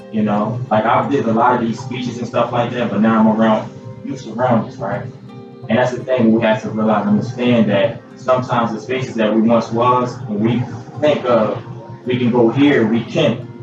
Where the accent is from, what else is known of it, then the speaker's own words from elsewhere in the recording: Philadelphia, Pennsylvania, United States; born and raised in Philly, uh, and you know, that's where I spent most of my life